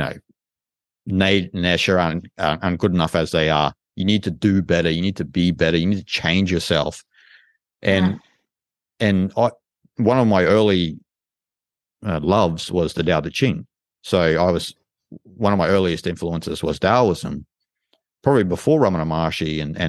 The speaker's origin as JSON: {"language": "English", "country": "Australia", "said": "I'm from Australia"}